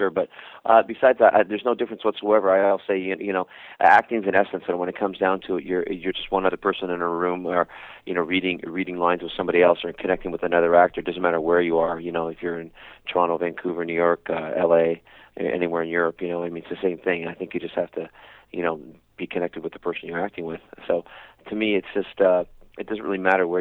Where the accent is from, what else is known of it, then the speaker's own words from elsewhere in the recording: Paisley, Scotland, United Kingdom; accent: Scottish; I was born in Paisley, Scotland, and, you know, hence the Scottish accent